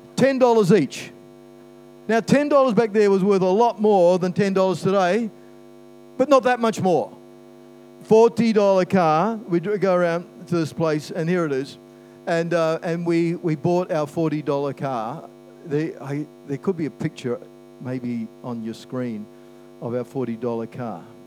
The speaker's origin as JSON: {"language": "English", "town": "Christchurch", "region": "Canterbury", "country": "New Zealand", "tie": "born or raised there", "also_born_or_lived": "Brisbane, Australia / Lower Hutt, New Zealand", "said": "I was born in Brisbane, lived in Christchurch. We moved there when I was eight"}